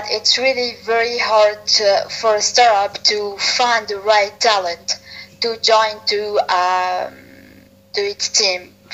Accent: Tunisia; I'm an entrepreneur from Tunisia.

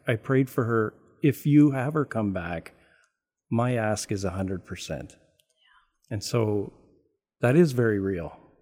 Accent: Canada; I'm Canadian

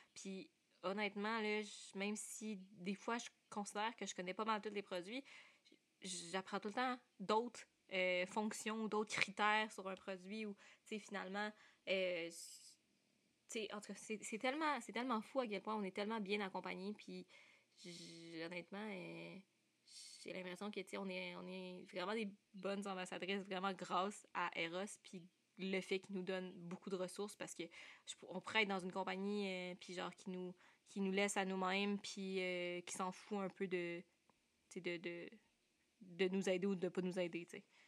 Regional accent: Sherbrooke, Quebec, Canada; je viens de Sherbrooke, je suis encore aux études.

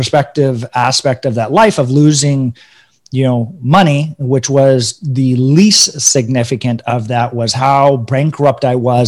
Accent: Northern California, United States; also born or lived in Denver, Colorado; I was born in Denver. I grew up most of my life in Northern California.

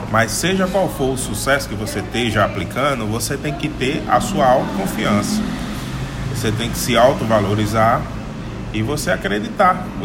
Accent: Northeast Region, Brazil; principalmente lá no Nordeste, na minha terra.

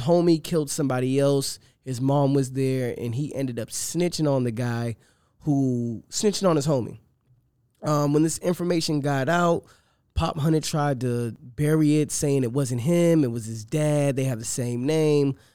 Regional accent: Boston, Massachusetts, United States; I grew up in Boston.

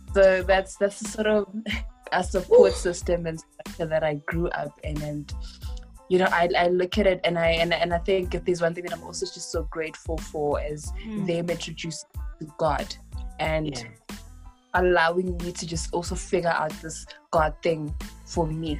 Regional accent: Daveyton, Gauteng, South Africa; I was born and raised in the East Rand in a township called Daveyton.

